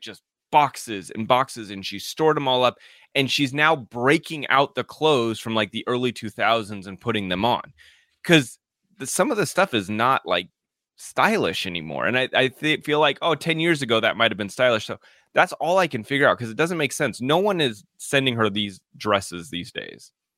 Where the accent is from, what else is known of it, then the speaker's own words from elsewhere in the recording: Colorado, United States; moved away; I grew up in Colorado